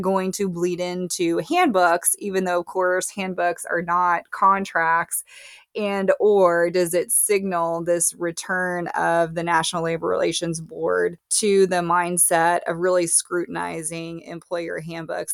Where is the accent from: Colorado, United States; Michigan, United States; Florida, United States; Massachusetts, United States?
Florida, United States; My home state of Florida